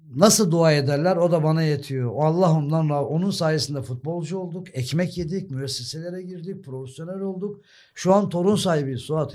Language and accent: Turkish; Sakarya, Turkey; also born or lived in Germany; benim şehrim orası